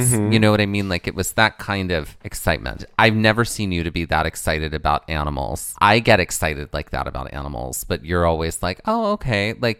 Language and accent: English; the South, United States; the little cults is the name of my, my YA novel that I write about growing up in the South